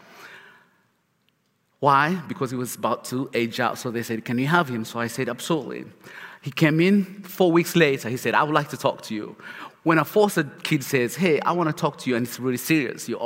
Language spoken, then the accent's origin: English; Uganda; English is a second language; now in Charlotte, United States; As a kid, I grew up in Uganda, where life was miserable in every shape, form